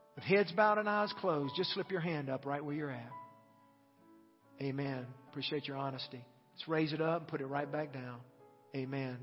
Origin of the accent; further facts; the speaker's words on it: United States; As American Christians